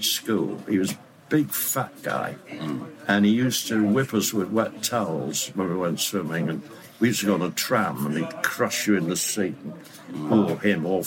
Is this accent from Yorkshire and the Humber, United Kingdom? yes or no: yes; Leeds, Yorkshire and the Humber, United Kingdom; moved away; I went up to Leeds, my hometown